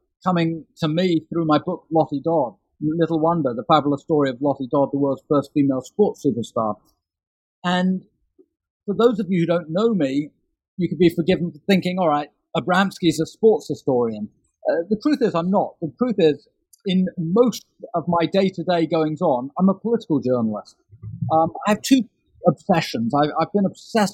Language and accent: English; London, United Kingdom; I grew up in London in the 1970s and 1980s